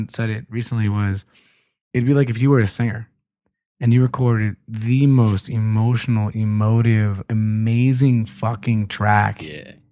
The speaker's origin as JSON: {"language": "English", "town": "Philadelphia", "region": "Pennsylvania", "country": "United States", "tie": "born there", "said": "I was born in Philly."}